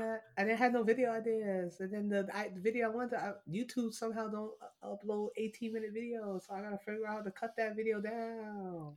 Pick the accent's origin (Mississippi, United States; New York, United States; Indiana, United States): New York, United States; as a New Yorker